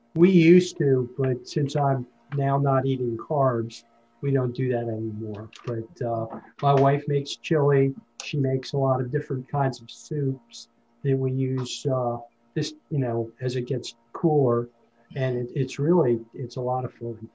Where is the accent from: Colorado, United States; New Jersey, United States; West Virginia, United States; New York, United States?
New Jersey, United States; moved away; I grew up in New Jersey